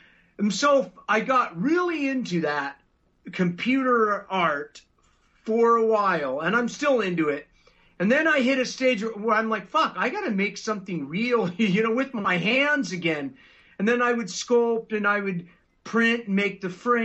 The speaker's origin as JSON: {"language": "English", "town": "Los Angeles", "region": "California", "country": "United States", "tie": "born or raised there", "said": "I grew up in the South Bay of L.A."}